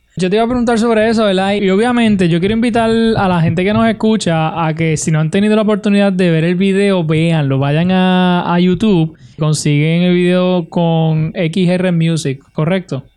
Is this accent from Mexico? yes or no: no; Utuado, Puerto Rico; mi pueblo de Utuado